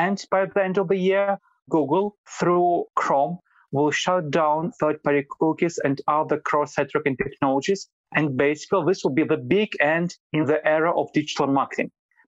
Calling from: Vilnius, Lithuania; I'm calling from Vilnius, Lithuania.

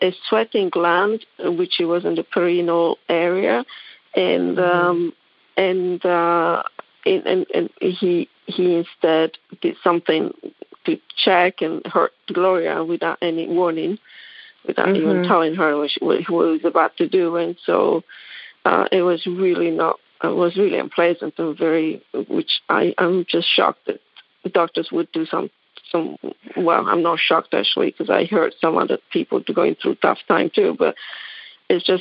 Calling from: Hilton Head, South Carolina, United States; I'm calling from South Carolina as well, Hilton Head

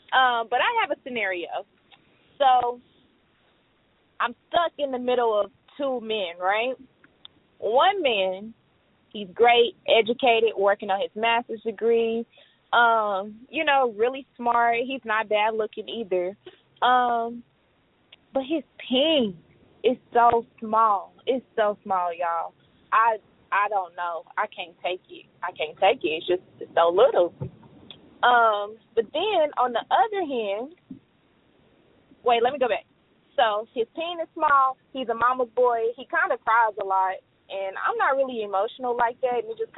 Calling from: Tulsa, Oklahoma, United States; I'm from Tulsa, Oklahoma. And I listen to you guys all the time.

